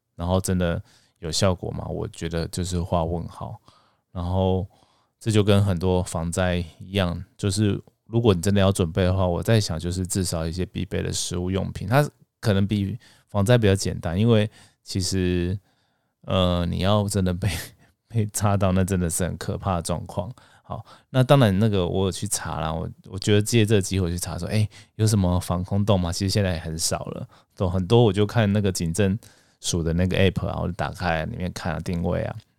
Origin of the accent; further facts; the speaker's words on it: Taiwan; 我们台湾人